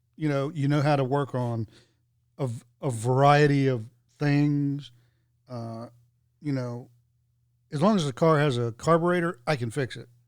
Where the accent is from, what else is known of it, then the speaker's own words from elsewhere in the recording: the South, United States; growing up in the South, playing outside all day, you just drink from the water hose